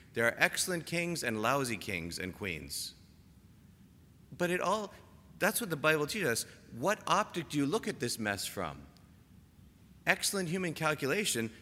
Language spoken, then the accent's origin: English; Toronto, Ontario, Canada; moved away; I'm from Toronto